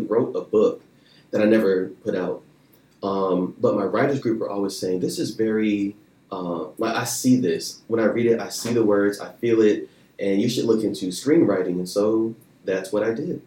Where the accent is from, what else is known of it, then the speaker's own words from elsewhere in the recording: Blythewood, South Carolina, United States; moved away as an adult; also born or lived in Charleston, South Carolina; now in Los Angeles, United States; I'm from Blythewood, South Carolina